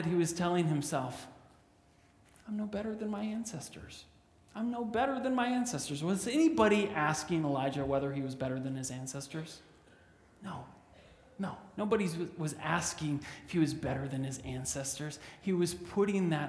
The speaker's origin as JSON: {"language": "English", "country": "Canada", "said": "I'm a Canadian"}